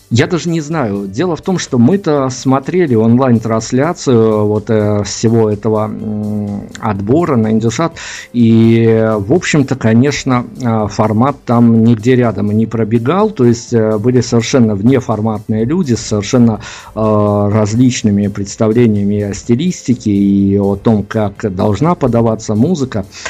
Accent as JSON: {"language": "Russian", "country": "Belarus", "said": "мы хотя из Беларуси"}